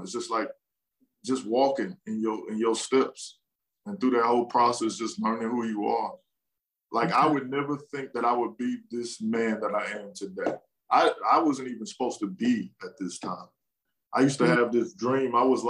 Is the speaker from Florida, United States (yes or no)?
no; Killeen, Texas, United States; also born or lived in Washington, D.C. / Maryland / Arlington / Houston; I was born in Washington, D.C. And I was in Maryland till like 9. And then my family from Texas, my father got stationed in Texas, and I lived in Killeen. And, you know, Killeen is home.